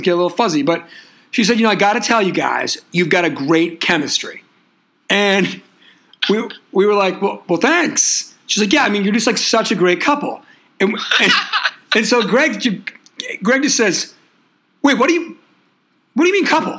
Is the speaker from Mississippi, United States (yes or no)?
no; Boston, Massachusetts, United States; we're from the Boston area